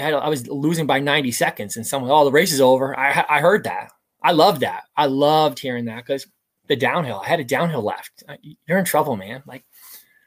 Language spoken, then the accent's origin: English; United States; I grew up just outside the New York City area